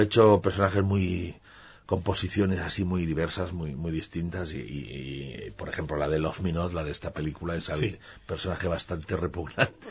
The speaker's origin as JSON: {"language": "Spanish", "town": "Barcelona", "region": "Catalonia", "country": "Spain", "tie": "born or raised there", "said": "Yo nací en Barcelona, pero tengo esa parte rural bastante arraigada"}